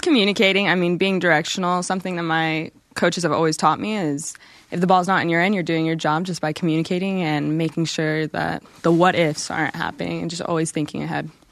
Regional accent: Colorado, United States; moved away as an adult; now in Utah, United States; I'm from Colorado

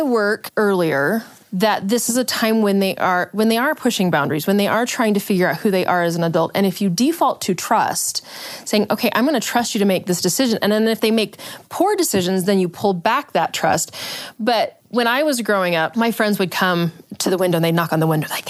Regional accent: Utah Valley, United States; Granted, I grew up in Utah Valley.

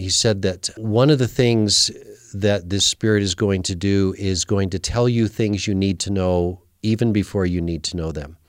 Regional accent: Salt Lake City, Utah, United States; I was raised in Salt Lake City

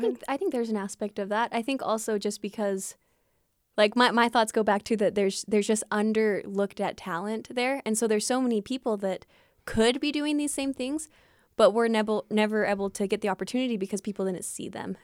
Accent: Fillmore, Utah, United States; moved away as an adult; growing up in Fillmore

